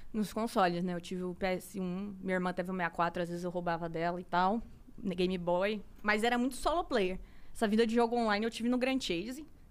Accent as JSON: {"language": "Portuguese", "town": "Cuiabá", "region": "Mato Grosso", "country": "Brazil", "moved": "as an adult", "lives_now": "São Paulo, Brazil", "said": "sou de Cuiabá, Mato Grosso"}